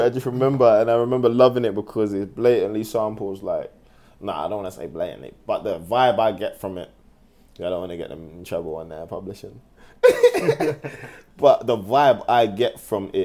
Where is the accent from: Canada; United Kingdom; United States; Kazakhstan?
United Kingdom; London; I'm from London